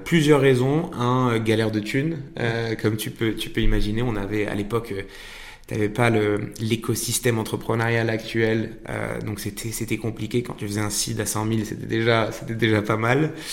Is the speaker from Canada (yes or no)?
no; Marrakech, Marrakesh-Safi, Morocco; moved away as an adult; now in France; Franco-américain, mais j'ai eu, euh, j'ai eu la chance de, de, grandir et de naître à Marrakech. Euh, et donc j'ai passé 18 euh, ans au Maroc jusqu'à jusqu'à mon bac.